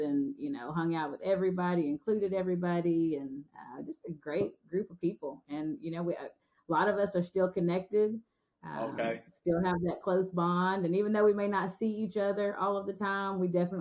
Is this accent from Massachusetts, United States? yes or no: no; Guthrie, Oklahoma, United States; moved away as an adult; now in Russellville, United States; my hometown